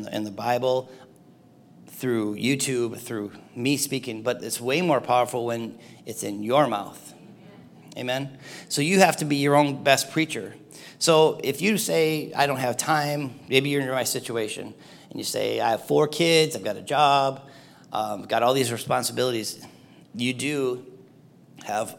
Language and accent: English; Cedarville, Michigan, United States; moved away as an adult; also born or lived in Lansing, Michigan; I grew up in the UP, I grew up in Cedarville